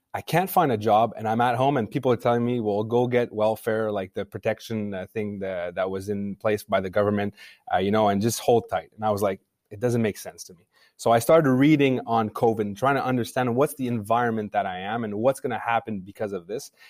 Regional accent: Montreal, Quebec, Canada; I grew up in Montreal, so I'm a Montrealer.

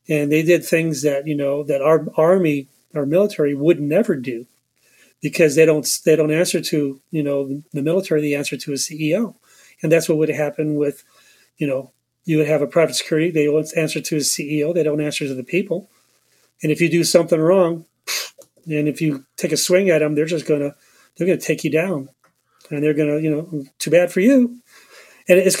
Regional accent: United States; as an American or U.S. guy

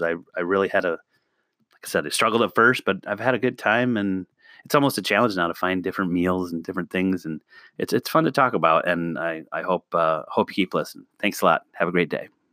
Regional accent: the Midwest, Northwest Illinois, United States; I grew up in the Midwest. I'm in a small town in Northwest Illinois, I'm literally 10 minutes from Wisconsin

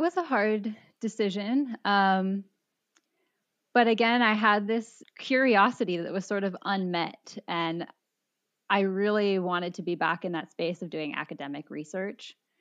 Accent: San Diego, California, United States; I grew up in San Diego

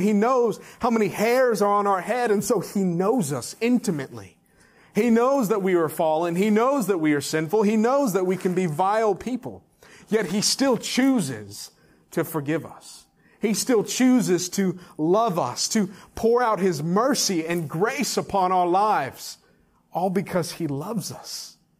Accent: Texas, United States; now in Fayetteville, United States; my home state of Texas and then my current state of Arkansas

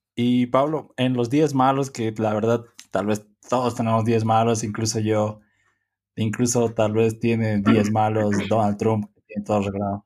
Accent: Bolivia; nosotros somos de Bolivia

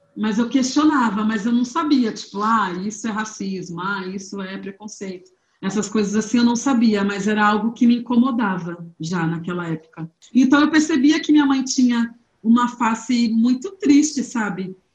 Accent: Santos, São Paulo, Brazil; moved away as an adult; now in São Paulo, Brazil; eu nasci em Santos no dia 13 de maio de 1985

